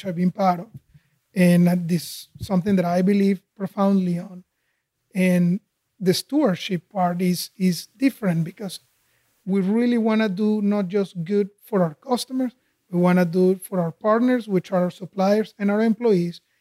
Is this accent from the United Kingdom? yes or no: no; Caracas, Capital District, Venezuela; moved away as an adult; also born or lived in Houston; now in United States; I grew up in Caracas, Venezuela